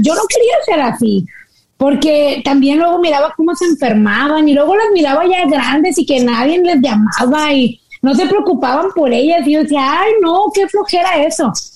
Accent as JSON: {"language": "Spanish", "town": "Monterrey", "region": "Nuevo León", "country": "Mexico", "said": "yo soy del norte de México"}